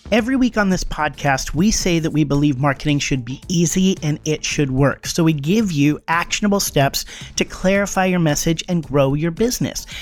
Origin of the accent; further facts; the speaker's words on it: the Northwest, Pacific Northwest, United States; moved away; I grew up in the Northwest.